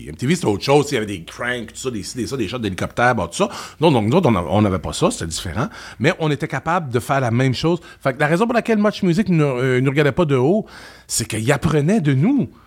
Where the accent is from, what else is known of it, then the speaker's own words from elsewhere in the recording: Quebec, Canada; Euh, ben, je te dirais juste parce qu'on est Québécois. Puis les Québécois, dans tous les métiers, quand on est bon, on est excellent.